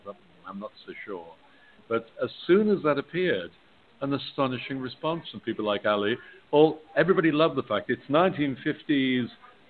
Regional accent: Liverpool, North West England, United Kingdom; moved away; because I'm originally from Liverpool

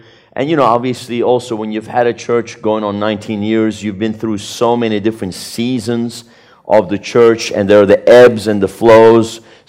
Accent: Turkey; born there; But, you know, I was born in Turkey in 1970 into a Sunni Muslim family, as many of you know.

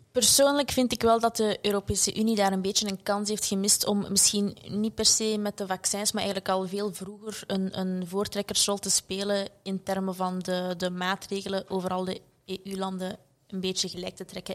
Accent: Belgium; wij als Belgen

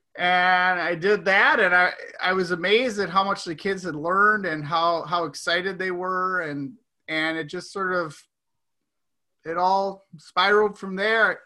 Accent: outside of Chicago, Illinois, United States; moved away; I grew up outside of Chicago

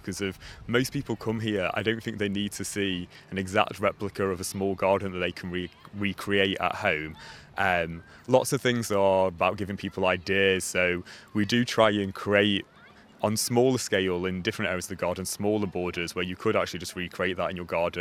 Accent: Manchester, North West England, United Kingdom; moved away; I'm from Manchester.

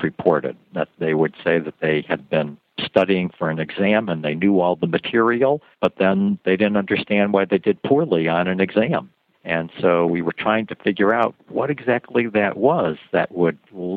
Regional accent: Cleveland, Ohio, United States; moved away as an adult; also born or lived in Oxford, Ohio / Michigan / Wisconsin; now in Arizona, United States; I was born in Cleveland

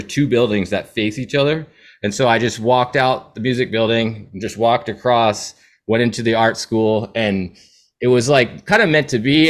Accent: Seattle, Washington, United States; also born or lived in New Hampshire; I'd say Seattle is my home. That's where I grew up

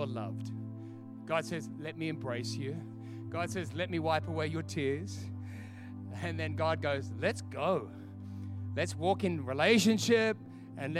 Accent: Australia; moved away; I'm from Australia

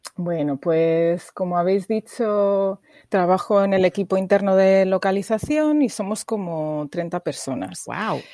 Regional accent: Burgos, Castile and León, Spain; moved away as an adult; also born or lived in England / Puerto Rico; now in United States; Soy del norte, eh, Burgos se llama mi, ciudad, eh, una ciudad pequeña, al norte, como a tres horas de Madrid.

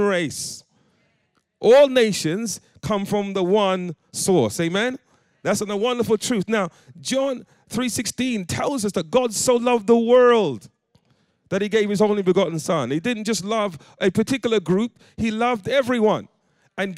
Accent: London, United Kingdom; moved away as an adult; now in Coventry, United Kingdom; growing up in the East End of London

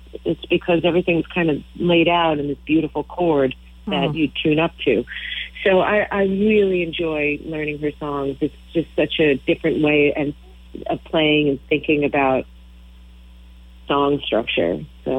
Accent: Long Island, New York, United States; I grew up on Long Island

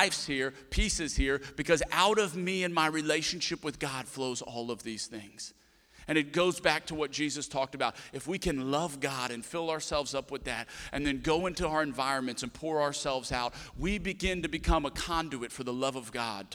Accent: Cajun, Louisiana, United States; We're Cajun.

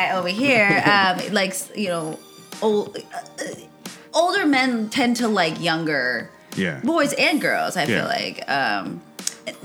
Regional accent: New Braunfels, Texas, United States; moved away as an adult; now in Los Angeles, United States; Yeah, I'm from San Antonio area. I actually grew up in New Braunfels, so it's between Austin and San Antonio

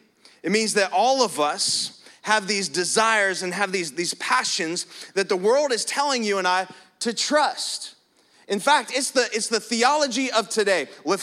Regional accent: New Jersey, United States; I'm not an angry jerk. I'm from Jersey, you know, and that's just the Italian in me.

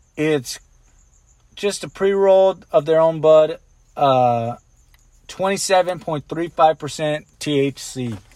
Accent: East Hemet, California, United States; is my hometown, fucking East Hemet

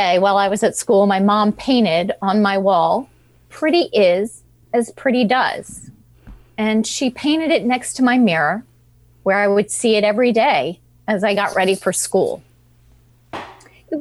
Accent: Washington, District of Columbia, United States; I was born in Washington, D.C.

